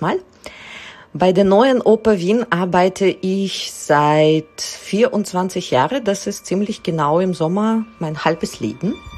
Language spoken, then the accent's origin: German; Israel; also born or lived in Russia; now in Vienna, Austria; Ich komme aus Israel, wurde aber in Russland geboren